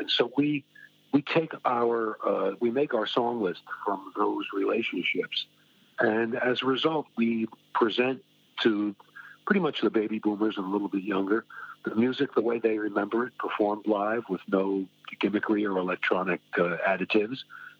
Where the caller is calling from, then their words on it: New Jersey, United States; I am calling from New Jersey, where all of the Jersey Boys came from.